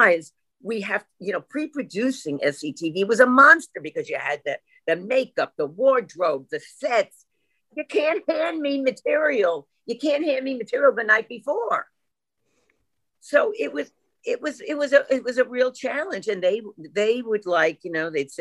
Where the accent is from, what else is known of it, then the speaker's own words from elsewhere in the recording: New York, United States; accent: New York; my New York accent